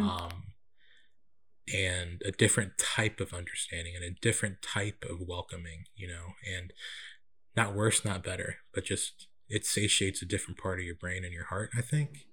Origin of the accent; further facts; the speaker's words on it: Central California, United States; also born or lived in Winder, Georgia; now in Atlanta, United States; I was born and raised in Central California and moved to, uh, Winder, Georgia in, uh, two thousand